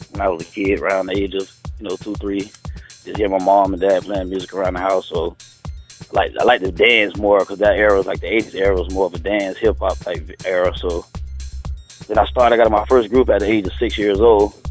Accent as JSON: {"language": "English", "town": "St. Petersburg", "region": "Florida", "country": "United States", "tie": "born or raised there", "said": "St. Petersburg, Florida."}